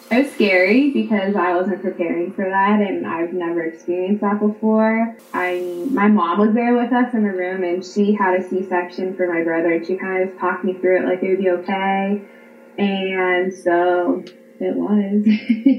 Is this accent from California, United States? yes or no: no; Pennsylvania, United States; I'm 32. I'm from Pennsylvania